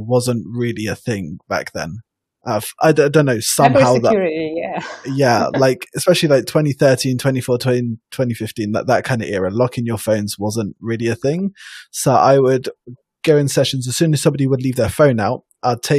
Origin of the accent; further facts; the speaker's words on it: United Kingdom; I'm a Brit from EYP France